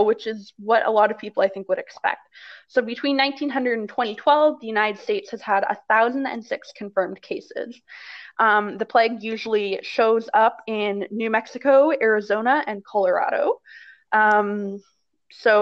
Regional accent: Canada; we are Canadian

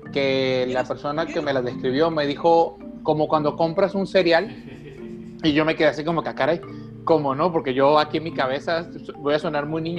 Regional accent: Mexicali, Baja California, Mexico; yo le decía, vengo de Mexicali y estoy esperando aquí a, unos amigos

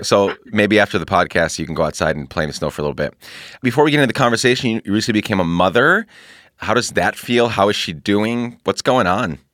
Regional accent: Guatemala; moved away; also born or lived in Honduras; I grew up in Guatemala

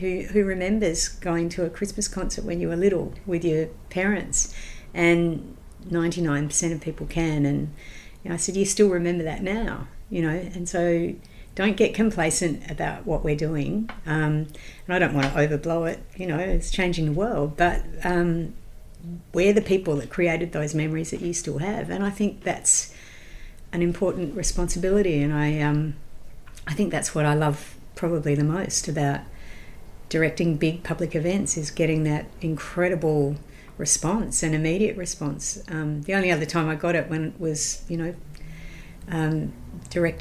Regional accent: Adelaide, South Australia, Australia; I grew up in Adelaide with the Adelaide Festival

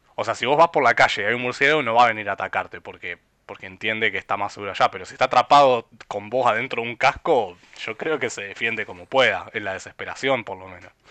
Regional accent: Rosario, Santa Fe, Argentina; yo, desde Rosario

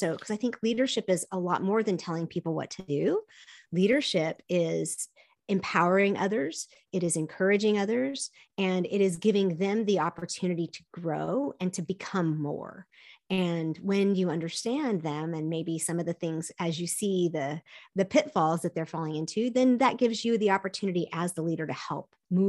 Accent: South Korea; My parents were missionaries. I grew up in Korea, and we would go to the beach.

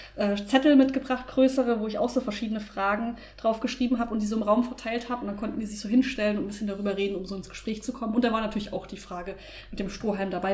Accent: Germany; bei uns in Deutschland

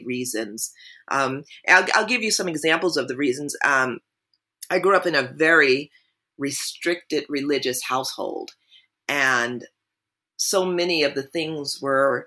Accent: New Jersey, United States; I grew up in New Jersey

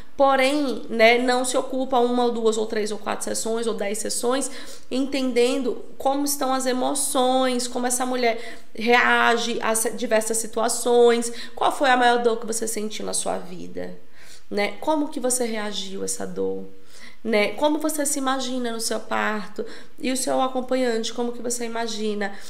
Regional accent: São Paulo, Brazil; moved away as an adult; also born or lived in Recife; Eu sou de São Paulo, eu morei em Recife 11 anos, estou de volta em São Paulo.

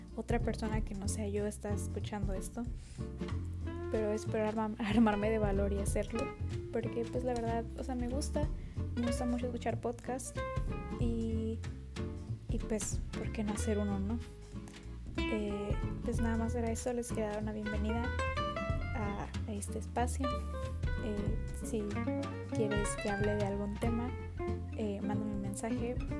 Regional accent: Baja California, Mexico; Tengo 16 años, soy de Baja California.

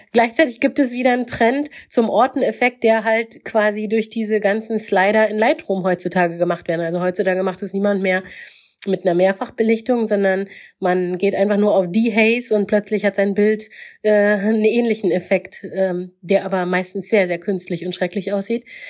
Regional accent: Mecklenburg-Vorpommern, Germany; ich bin in Mecklenburg aufgewachsen

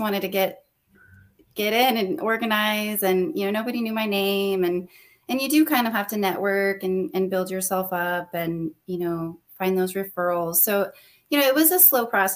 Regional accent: Los Alamos, New Mexico, United States; moved away as an adult; now in Austin, United States; I'm originally from New Mexico, born and raised. I grew up in Los Alamos

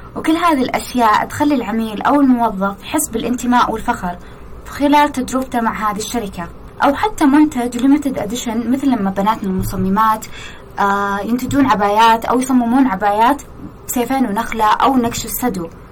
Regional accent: Saudi Arabia; إحنا بدورنا كسعوديين

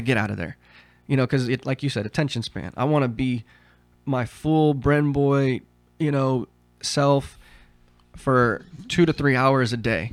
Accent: Southern Oregon, United States; also born or lived in Heidelberg, Germany; since I was grow, growing up in Southern Oregon

